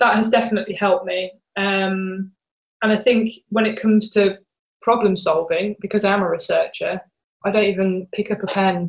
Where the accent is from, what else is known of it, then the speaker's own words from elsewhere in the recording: Birmingham, West Midlands, United Kingdom; in Birmingham, my hometown.